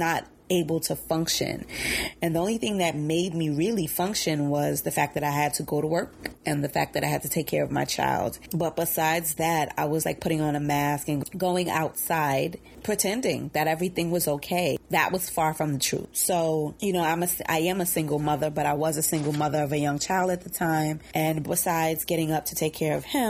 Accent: New York City, New York, United States; growing up in Bed-Stuy, Brooklyn

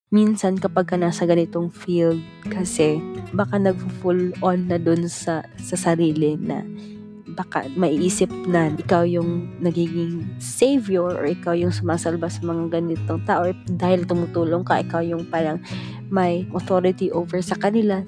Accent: Cagayan de Oro, Northern Mindanao, Philippines; Mula ako sa Cagayan de Oro

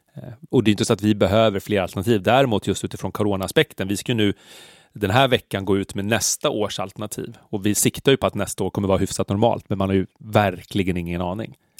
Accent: Stockholm, Stockholm County, Sweden; Jag är uppvuxen på Söder

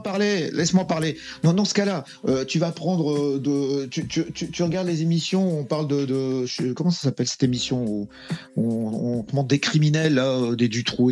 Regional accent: France; Je suis né en France. Je suis né en France.

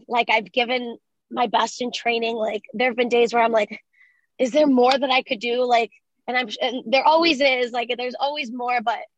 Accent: Cleveland, Ohio, United States; first language Spanish; English is a second language; I'm from Cleveland

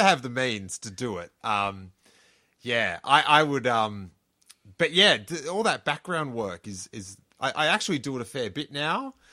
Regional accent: Australia; moved away as an adult; now in California, United States; from Aus-, where I grew up

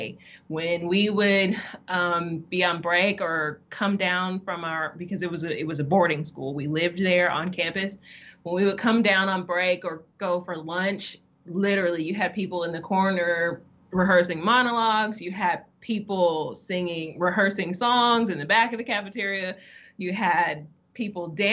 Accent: Utica, Mississippi, United States; also born or lived in Nebraska; I am originally from Utica, Mississippi. I spent a little bit of my childhood there before moving to Nebraska and back when I was about 12. But I spent most of my formidable years and teenage years here in Mississippi

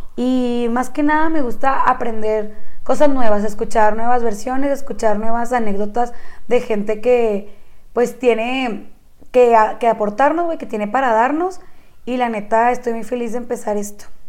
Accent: Chihuahua, Mexico; las dos somos originarias de Chihuahua, Chihuahua

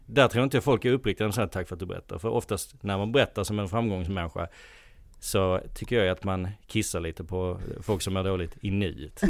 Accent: Helsingborg, Skåne, Sweden; now in Stockholm, Sweden; Jag är eh, från Helsingborg från början, bott i Stockholm sedan eh, 17 år nu.

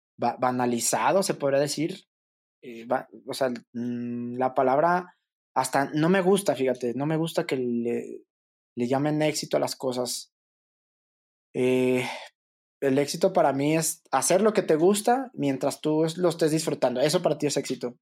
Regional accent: Fresnillo, Zacatecas, Mexico; moved away; a unos kilómetros de donde yo nací, que era Fresnillo, Zacatecas

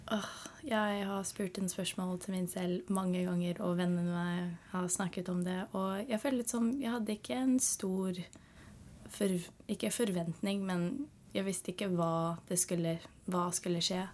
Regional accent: San Francisco, California, United States; Norwegian is a second language; moved away as an adult; now in Lofoten, Norway; Jeg er fra California

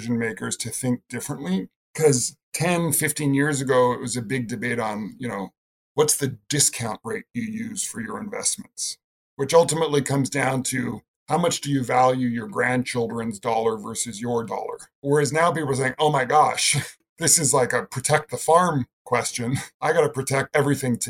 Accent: British Columbia, Canada; I grew up in British Columbia, Canada

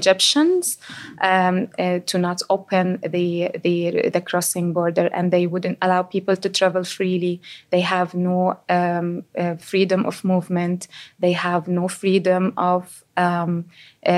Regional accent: West Bank, Palestine; moved away as an adult; now in Cork, Ireland; I am from Palestine, from the West Bank specifically.

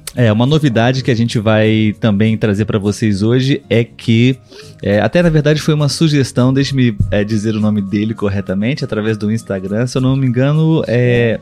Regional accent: Brazil; nós brasileiros aqui

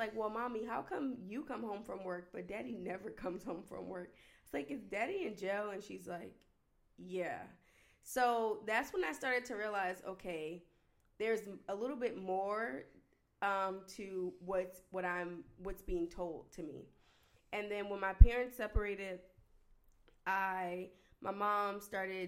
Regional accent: New Jersey, United States; I'm the oldest of 7 children. I'm from New Jersey

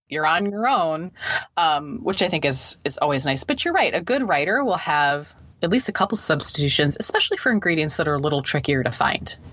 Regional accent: Midwest, United States; now in East Coast, United States; I live on, on the east coast of the US. I'm actually from the Midwest.

